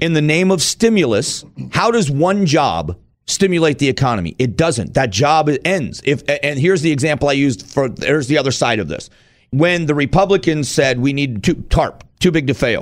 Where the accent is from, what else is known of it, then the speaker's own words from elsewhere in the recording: Arizona, United States; I'm from Arizona